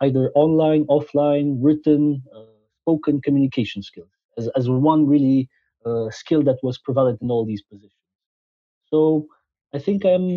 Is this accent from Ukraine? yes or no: no; Transylvania, Romania; moved away as an adult; also born or lived in Scotland / France / Belgium; I was born in Transylvania, Romania, where I spent the first 19 years of my life